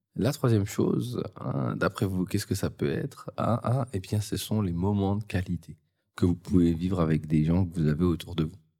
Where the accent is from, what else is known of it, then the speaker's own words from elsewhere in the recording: the North, Hauts-de-France, France; je viens du Nord, donc ce euh, c'est pas non plus euh, le lieu où il fait le plus beau.